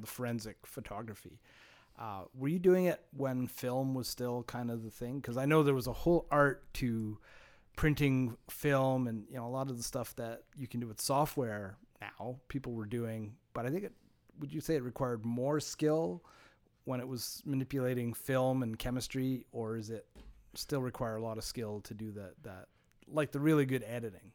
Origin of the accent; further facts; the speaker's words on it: Montreal, Quebec, Canada; growing up in Montreal